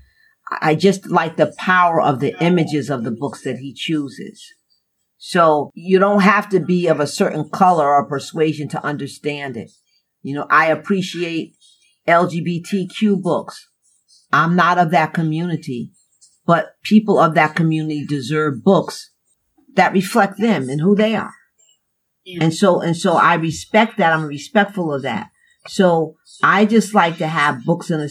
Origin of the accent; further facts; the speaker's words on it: New Haven, Connecticut, United States; I grew up in New Haven in the 60s